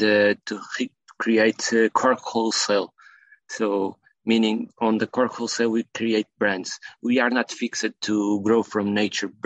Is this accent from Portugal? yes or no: yes; Portugal; I'm from Portugal